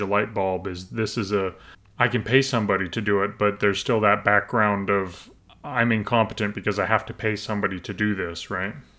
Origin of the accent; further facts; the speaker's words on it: Alberta, Canada; I'm Western Canadian, I'm from Alberta